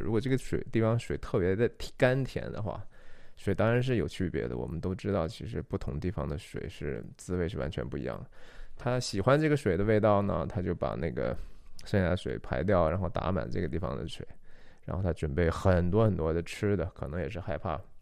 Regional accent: China; 我，中国人

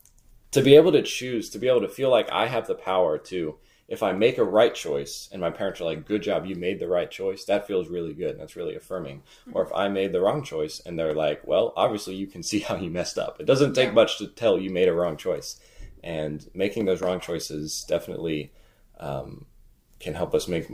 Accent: Raleigh, North Carolina, United States; I'm from Raleigh

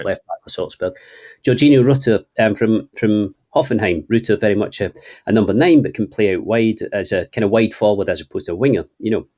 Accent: Scotland, United Kingdom; accent: Scottish (implied by Trainspotting reference); apologies to people for my accent

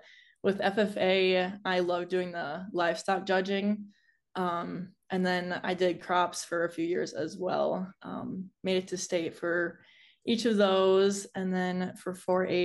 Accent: southern Minnesota, United States; also born or lived in South Dakota; I grew up on a small diversified livestock farm in southern Minnesota

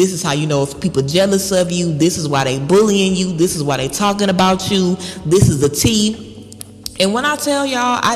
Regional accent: Baton Rouge, Louisiana, United States; I'm from Baton Rouge, Louisiana

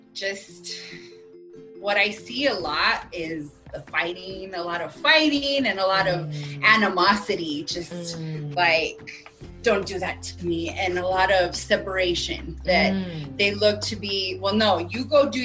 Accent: New Mexico, United States; moved away as an adult; also born or lived in Phoenix, Arizona; So I'm from New Mexico. I'm currently back home. So I know Aerie from back in the day, back in Phoenix, my second home.

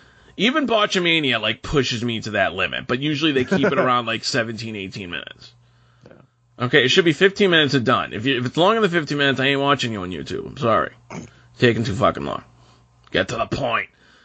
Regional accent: Boston, Massachusetts, United States; Anything within 5 miles counts. That's why I claim I'm from Boston.

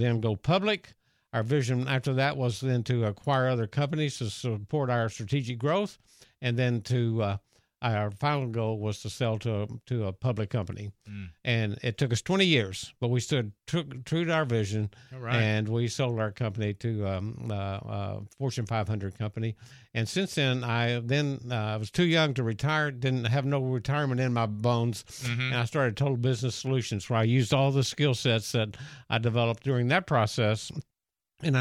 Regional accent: Dallas, Texas, United States; I grew up in Dallas, Texas

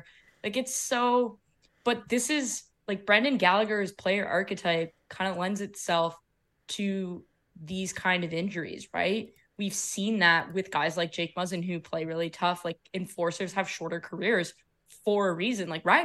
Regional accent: Canada; Damn, as a Canadian, losing Carey Price, like, that stings.

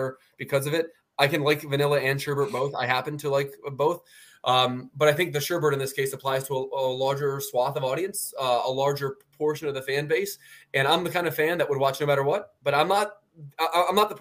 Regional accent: Philadelphia, Pennsylvania, United States; also born or lived in Baltimore, United States; I'm a Philly guy

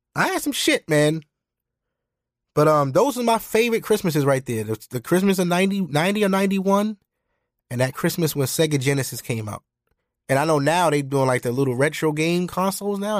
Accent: United States; I'm American, too. I'm not West Indian

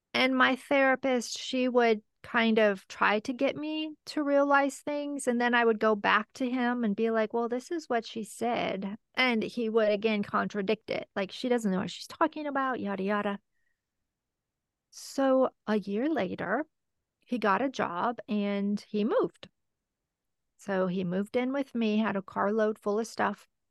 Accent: Michigan, United States; I'm from Michigan

